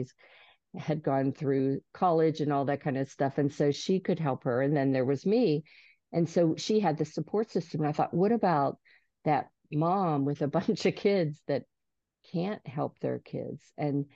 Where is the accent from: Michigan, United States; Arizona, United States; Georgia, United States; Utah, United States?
Georgia, United States; I'm from Georgia